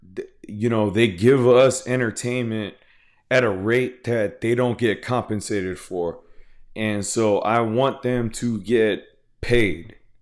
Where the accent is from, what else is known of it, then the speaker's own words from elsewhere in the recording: Houston, Texas, United States; I'm from Houston, Texas